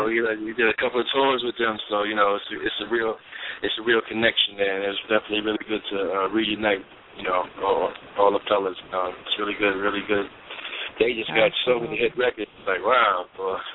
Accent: New York City, New York, United States; we're all from Staten Island, New York. Um, most of us are related.

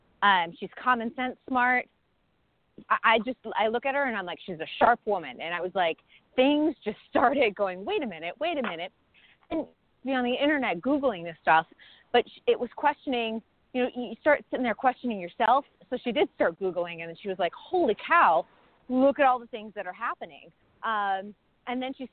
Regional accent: New England, United States; I'm from New England

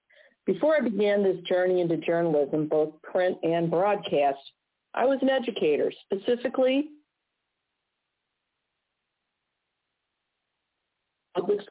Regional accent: Missouri, United States; my home state of Missouri

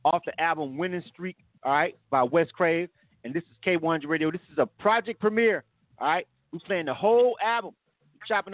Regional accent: Panama City, Florida, United States; Panama City, Florida, my hometown

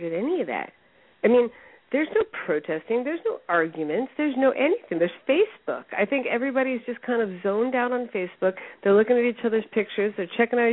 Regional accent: United States; I'm an American

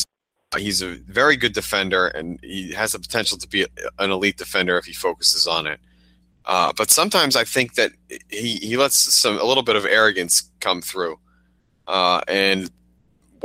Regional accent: Arlington, Massachusetts, United States; my hometown, Arlington, Massachusetts

